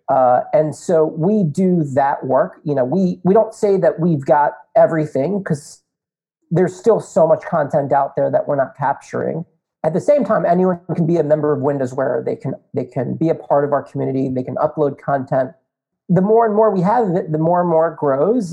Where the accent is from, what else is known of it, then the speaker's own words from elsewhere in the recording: North Potomac, Maryland, United States; also born or lived in Indiana; born and raised in North Potomac, Maryland